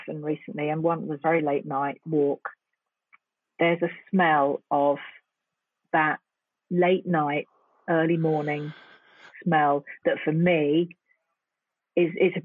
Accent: London, United Kingdom; born or raised there; moved away

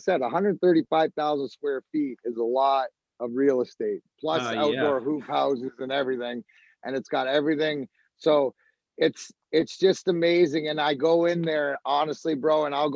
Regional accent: Canada; now in United States; I'm Canadian

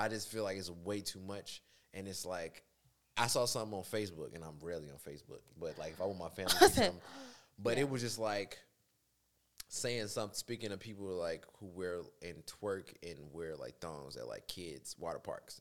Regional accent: Chicago, Illinois, United States; also born or lived in Dolton, Illinois; I'm from South Shore. Period. Um, Chicago, born and raised

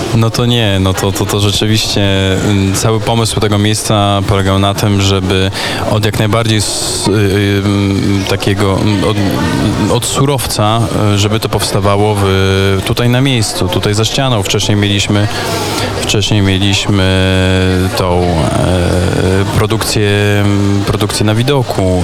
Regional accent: Sokółka, Podlaskie Voivodeship, Poland; jestem przecież z Sokółki

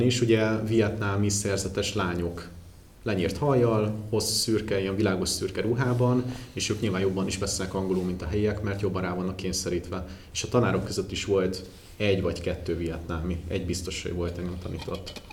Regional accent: Hungary; még magyarként is

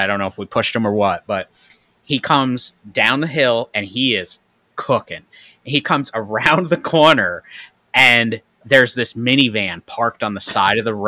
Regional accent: Troy, New York, United States; I grew up in Troy, New York, which was the city

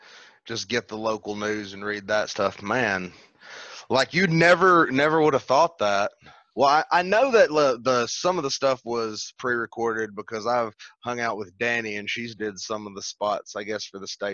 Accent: the South, United States; I've listened to country music because I'm from the South.

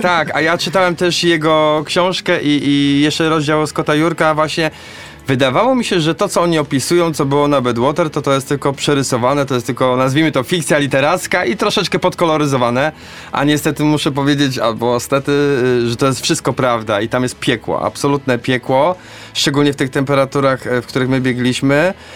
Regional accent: Poznań, Greater Poland, Poland; a ja tu jestem z Poznania, biegam nad Maltą

